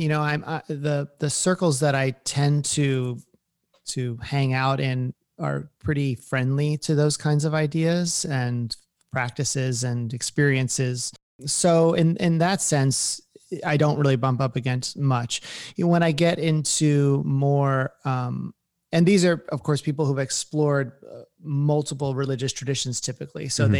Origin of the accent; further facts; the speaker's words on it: New Jersey, United States; I mean, I grew up in New Jersey.